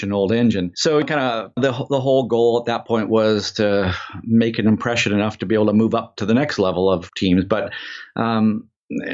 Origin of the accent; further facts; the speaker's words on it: Vancouver, British Columbia, Canada; We grew up in Vancouver in Canada